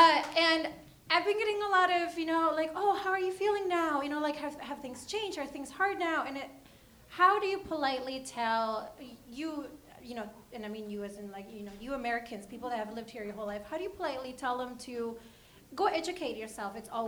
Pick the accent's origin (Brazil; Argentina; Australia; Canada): Argentina; moved away as an adult; now in United States; I'm from Argentina, and I'm an international student here